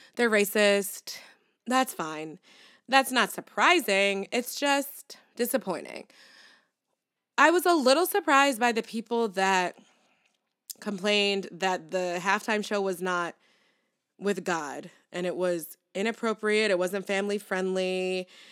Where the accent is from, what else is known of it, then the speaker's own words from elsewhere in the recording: New York City, New York, United States; I felt so represented as a New Yorker